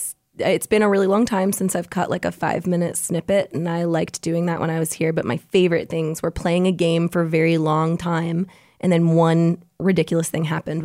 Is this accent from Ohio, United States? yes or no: yes; Hilliard, Ohio, United States; from Hilliard, Ohio. I actually grew up really close to Dayton, and we used to compete against them in gymnastics.